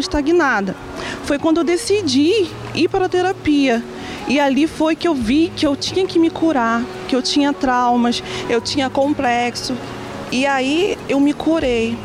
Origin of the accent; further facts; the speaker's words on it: Nova Iguaçu, Rio de Janeiro, Brazil; eu sou de Nova Iguaçu, do estado do Rio de Janeiro